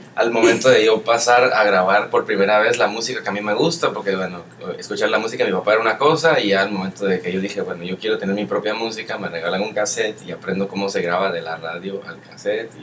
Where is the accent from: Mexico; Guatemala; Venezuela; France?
Guatemala; moved away as an adult; also born or lived in Europe / South America; además de ser guatemalteco, soy latino